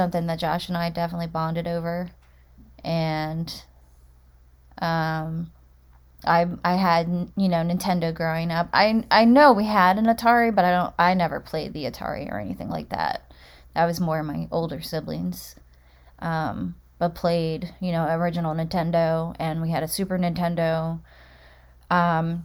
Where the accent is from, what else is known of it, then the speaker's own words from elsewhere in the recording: Delaware, United States; Born and raised in Delaware as well.